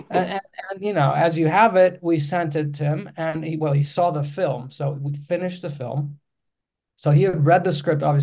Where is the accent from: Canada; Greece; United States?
Greece; Athens, Attica; English is a second language; I come from Athens, Greece, and Greece is a small country. And I grew up in a small suburb in Athens, and I'm speaking a different language